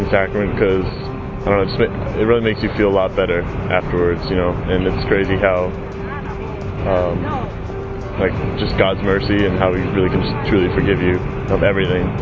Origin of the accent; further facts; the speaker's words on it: Washington, District of Columbia, United States; 20 years old, and I'm from Washington, D.C.